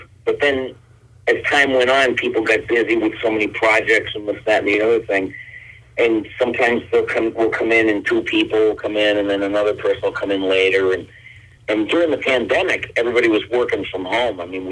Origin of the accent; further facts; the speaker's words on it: Boston, Massachusetts, United States; moved away as an adult; also born or lived in Detroit, Michigan / New York; I was born in Detroit, Michigan, and then I grew up in Boston